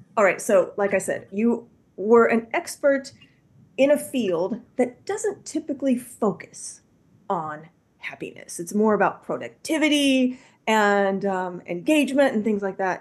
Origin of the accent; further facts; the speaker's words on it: Midwest, United States; I'm from the Midwest